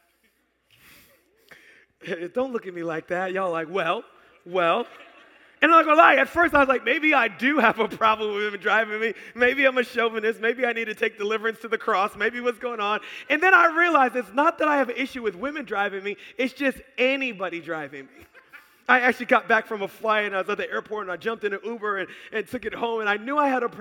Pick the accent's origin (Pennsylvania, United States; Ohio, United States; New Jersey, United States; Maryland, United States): Maryland, United States; Baltimore; also born or lived in Howard County, Maryland; We're in Howard County now, but I grew up in Baltimore